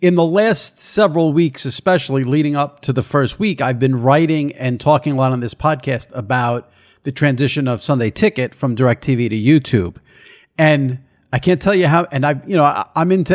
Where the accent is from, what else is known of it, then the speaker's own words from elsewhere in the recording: New York, United States; I'm a New Yorker. I've been a New Yorker my whole life.